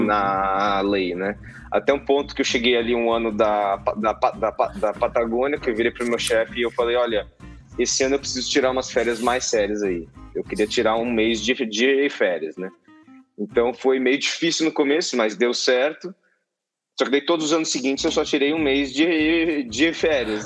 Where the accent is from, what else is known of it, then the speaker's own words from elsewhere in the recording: Mato Grosso do Sul, Brazil; also born or lived in Campo Grande / Bonito; now in São Paulo, Brazil; eu sou nascido em São Paulo, mas fui criado no Mato Grosso do Sul, né?